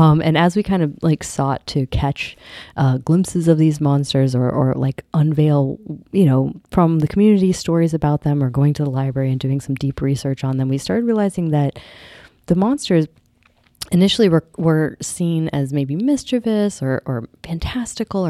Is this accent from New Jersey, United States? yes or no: no; upstate New York, United States; I'm Seneca Cayuga from here, from upstate New York area.